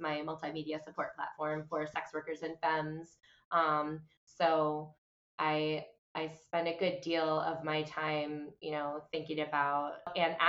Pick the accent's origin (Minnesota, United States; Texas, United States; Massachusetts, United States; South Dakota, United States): Massachusetts, United States; Boston; now in New York, United States; I am a chick from Boston who lives in New York